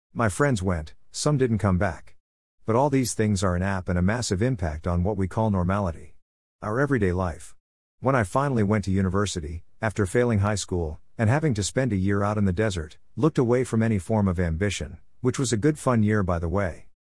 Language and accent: English; Australia; I'm an Australian